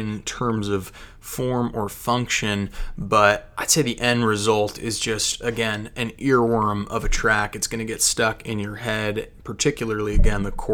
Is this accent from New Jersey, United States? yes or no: yes; near Morristown, New Jersey, United States; I grew up near Morristown, New Jersey